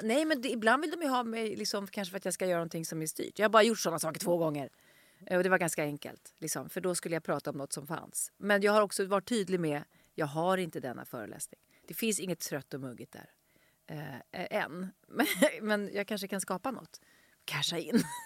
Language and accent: Swedish; Stockholm, Stockholm County, Sweden; jag växte upp i Vårberg, som är en station bort, men, och gick i plugget här i Skärholmen